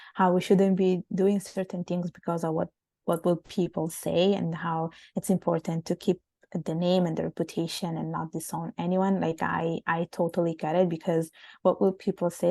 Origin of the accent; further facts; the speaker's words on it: Italy; moved away as an adult; also born or lived in Bangladesh; now in Canada; living in Italy, growing up in Italy, which is a, such a warm and sunny country